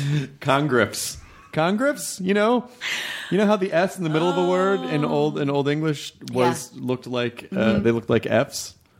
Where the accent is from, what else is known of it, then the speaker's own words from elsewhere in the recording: Tennessee, United States; also born or lived in Kentucky; Tennessee. I was born in Kentucky. I grew up in Tennessee.